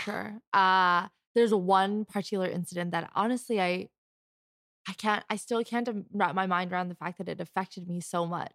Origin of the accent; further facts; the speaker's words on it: Canada; I was born and raised here in Canada